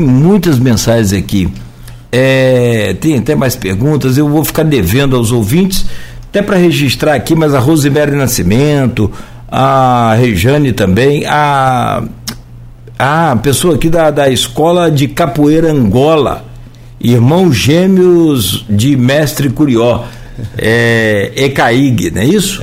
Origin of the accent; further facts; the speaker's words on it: Italva, Rio de Janeiro, Brazil; não tinha jongo em Italva na minha infância, eu sou de Italva